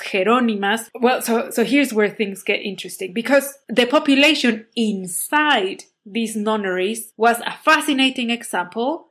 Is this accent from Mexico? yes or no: yes; Puebla, Mexico; my city, my hometown, Puebla